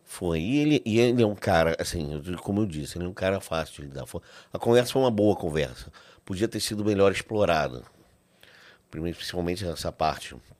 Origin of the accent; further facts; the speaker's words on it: Brazil; sendo brasileiro